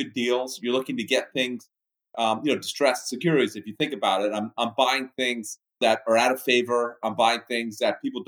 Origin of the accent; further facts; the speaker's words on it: Miami, Florida, United States; moved away as an adult; also born or lived in Bahamas / New York; I was born in the Bahamas. I spent 9 years there, small town on the beach. It was fabulous. Loved it. And then family moved to Miami